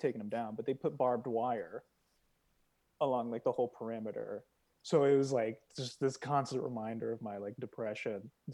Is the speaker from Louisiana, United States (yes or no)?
no; Iowa, United States; moved away as an adult; also born or lived in Los Angeles; coming from Iowa